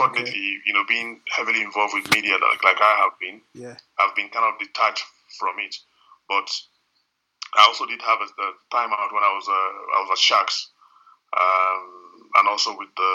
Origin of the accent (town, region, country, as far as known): Nigeria